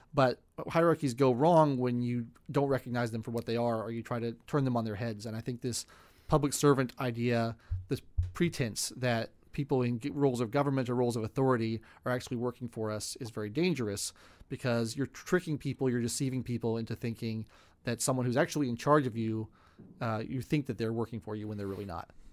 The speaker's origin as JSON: {"language": "English", "country": "United States", "said": "I was from America"}